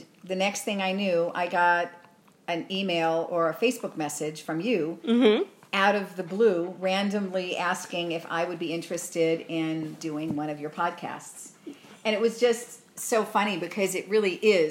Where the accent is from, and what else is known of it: Arizona, United States; born or raised there; accent: New York; also born or lived in Long Island, New York